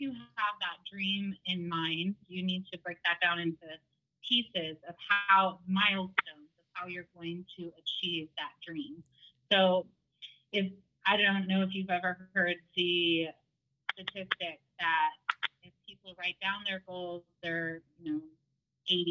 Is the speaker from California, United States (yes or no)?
yes; San Francisco Bay Area, Northern California, United States